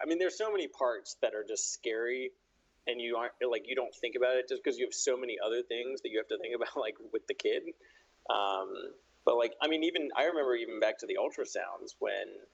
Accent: Charleston, West Virginia, United States; also born or lived in Washington, District of Columbia, United States; now in Pittsburgh, United States; I'm from Charleston, West Virginia, which is like southern

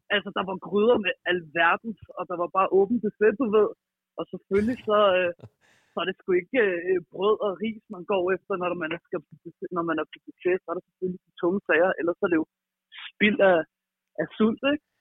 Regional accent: Frederiksberg, Capital Region of Denmark, Denmark; Jeg er fra Frederiksberg i København

